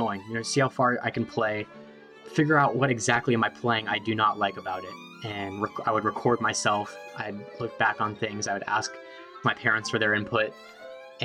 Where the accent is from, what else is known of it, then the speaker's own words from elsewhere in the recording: San Francisco, California, United States; I grew up in San Francisco